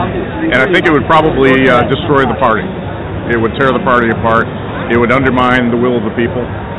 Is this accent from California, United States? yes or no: no; Westchester, New York, United States; from Westchester.